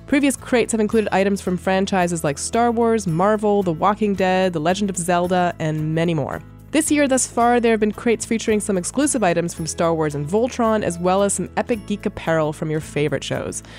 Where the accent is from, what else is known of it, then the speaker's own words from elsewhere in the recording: Canada; now in United States; even though I'm Canadian, and it wasn't really a big deal in Canada when I was growing up, s, quickly became my favorite holiday when I moved to the U S.